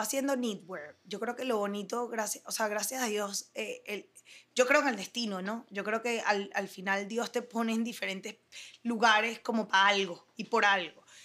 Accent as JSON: {"language": "Spanish", "town": "Caracas", "region": "Capital District", "country": "Venezuela", "tie": "born or raised there", "also_born_or_lived": "United States / Germany", "moved": "as an adult", "said": "nací aquí en Venezuela, soy de Caracas, Venezuela, lo digo con muchísimo orgullo y me fui lamentablemente de Venezuela a los 18"}